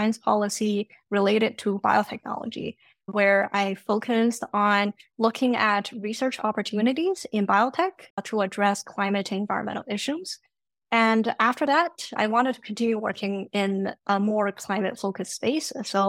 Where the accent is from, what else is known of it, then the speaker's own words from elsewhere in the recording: China; also born or lived in Canada; now in United States; I've lived in three different countries. I grew up in China and Canada, and I went to school here in the US.